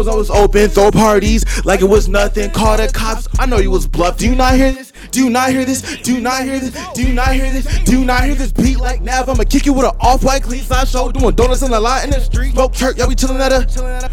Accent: San Francisco, California, United States; I grew up in the Bay Area, San Francisco, born and raised

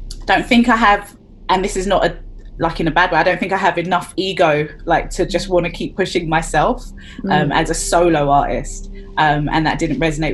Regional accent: London, United Kingdom; I am a girl from Brixton in South London

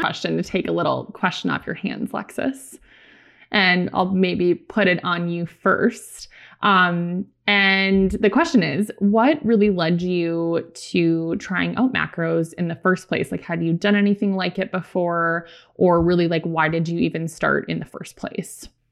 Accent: Lakeville, Minnesota, United States; where I grew up, um, is a town called Lakeville, Minnesota

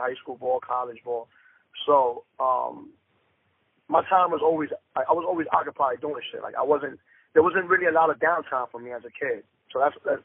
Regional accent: New York City, New York, United States; I'm from Dykeman, man. Born and raised.

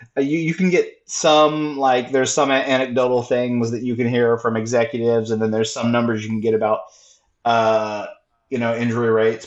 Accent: Texas, United States; I'm from Texas

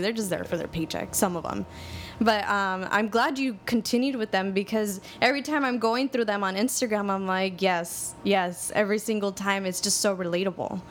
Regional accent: Los Angeles, California, United States; I grew up in Highland Park

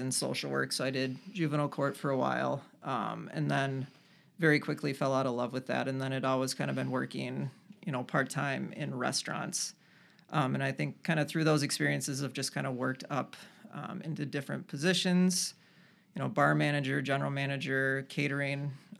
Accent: Rochester, New York, United States; I grew up in Rochester, lived here for a number of years, and then kind of swore the town off, moved away to the cities

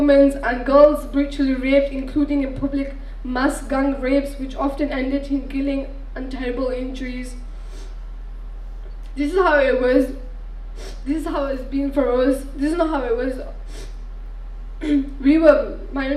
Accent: Bangladesh; now in United Kingdom; I was born in Bangladesh

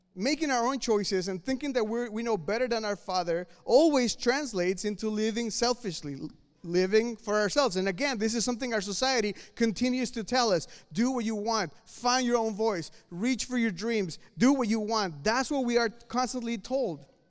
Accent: Mexico City, Mexico; moved away; I'm from Mexico City

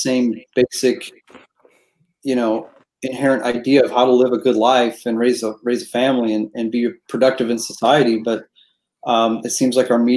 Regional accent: Chicago, Illinois, United States; growing up in the South Side of Chicago

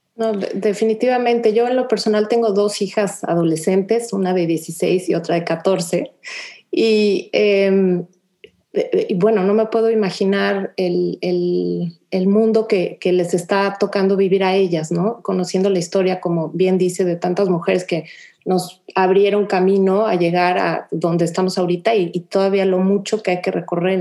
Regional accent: Mexico; now in Houston, United States; como mexicanas viviendo en Houston, yo en lo personal tengo 16 años viviendo ya acá

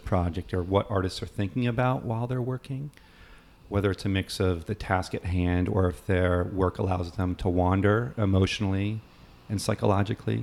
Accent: New Hampshire, United States; I'm from New Hampshire too

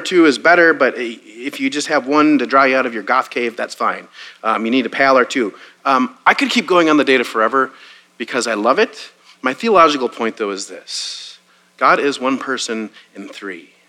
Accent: Wisconsin, United States; now in Waco, United States; I grew up in Wisconsin.

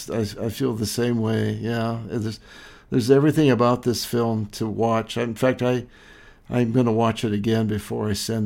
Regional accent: Montana, United States; also born or lived in Lewistown, Montana; growing up in Montana in the Rocky Mountains, and in Montana, we have 9 reservations.

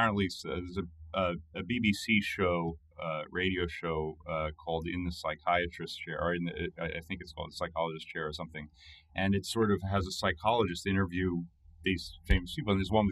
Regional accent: England, United Kingdom; Because I grew up in England, of course

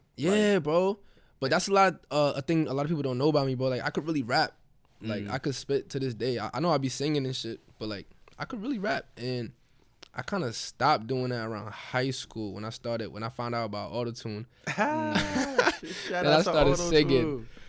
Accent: Queens, New York, United States; I'm from Queens.

